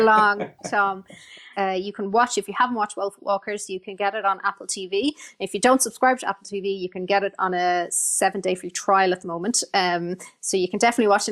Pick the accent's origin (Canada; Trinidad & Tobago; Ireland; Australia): Ireland; Ireland, our culture, our history